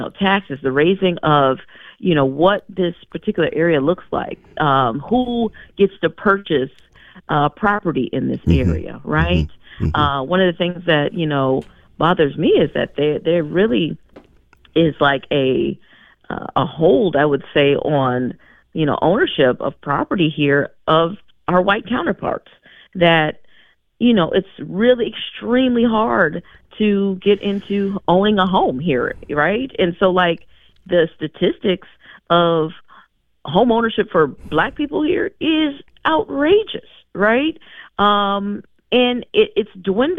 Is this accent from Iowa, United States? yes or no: no; Madison, Wisconsin, United States; how I grew up in Madison.